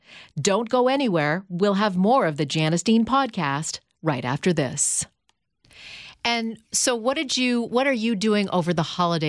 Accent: Canada; I'm from Canada.

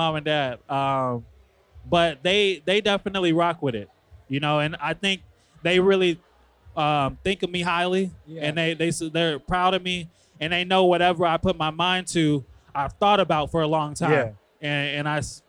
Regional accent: Chicago, Illinois, United States; I'm from Chicago

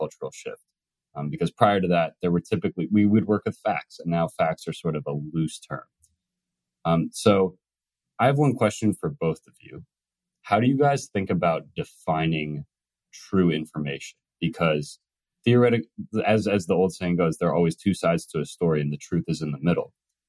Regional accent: United States; I'm an American. I have been an American my whole life, pretty much lived in a few other countries at some point.

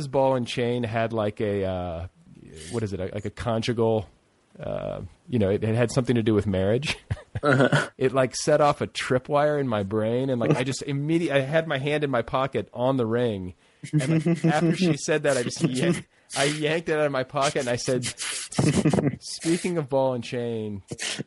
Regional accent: Indiana, United States; I grew up in Indiana

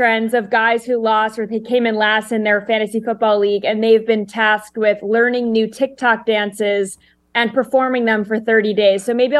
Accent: United Kingdom; There are people from other countries. I'm British. I have no clue what a quarterback even is

